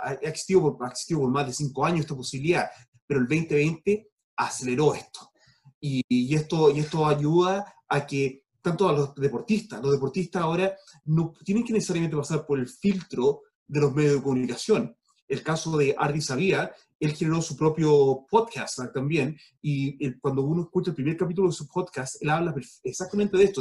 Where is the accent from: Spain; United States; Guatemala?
United States; moved away; also born or lived in Chile; me crié yo en Estados Unidos